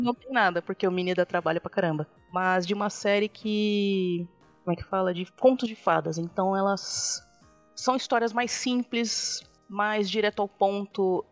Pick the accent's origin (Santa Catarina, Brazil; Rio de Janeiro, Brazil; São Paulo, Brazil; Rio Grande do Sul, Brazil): São Paulo, Brazil; moved away as an adult; now in Extrema, Brazil; A gente morava aí na, em São Paulo, na Zona Norte, freguesia uhum. do Ó.